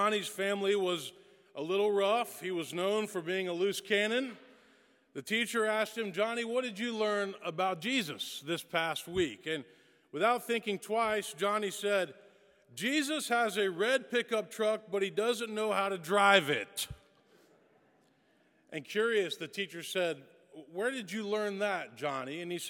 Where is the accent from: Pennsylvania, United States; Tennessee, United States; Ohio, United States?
Tennessee, United States; West; also born or lived in Texas; now in Nashville, United States; I grew up in West Tennessee